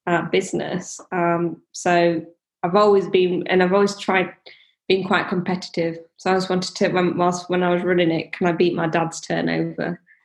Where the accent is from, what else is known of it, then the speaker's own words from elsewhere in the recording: India; moved away; So my parents have shops. I came over from India. My dad can't read or write